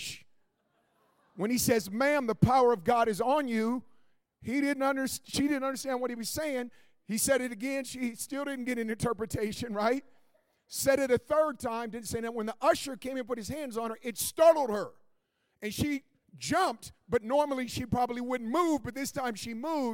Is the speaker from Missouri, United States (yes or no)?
no; Oakland, California, United States; Oakland, my hometown, Oakland, California